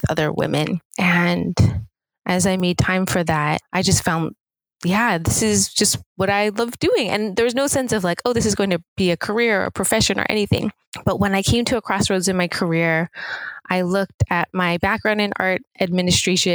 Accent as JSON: {"language": "English", "town": "Seattle", "region": "Washington", "country": "United States", "tie": "born or raised there", "also_born_or_lived": "Los Angeles, United States / Pasadena, United States", "moved": "as an adult", "said": "was born and raised in Seattle"}